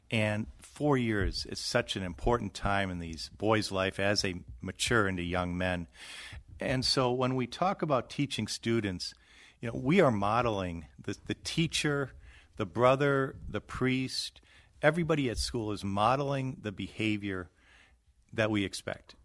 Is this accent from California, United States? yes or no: no; Wisconsin, United States; I grew up in Wisconsin